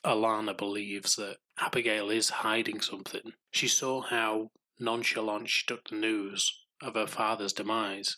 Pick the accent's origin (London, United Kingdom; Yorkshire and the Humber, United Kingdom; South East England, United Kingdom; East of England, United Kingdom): Yorkshire and the Humber, United Kingdom; I'm from Yorkshire